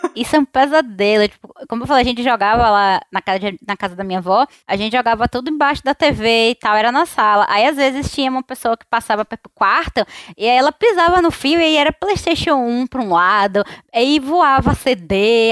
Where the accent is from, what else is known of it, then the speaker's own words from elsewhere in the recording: Salvador, Bahia, Brazil; sou aqui de Salvador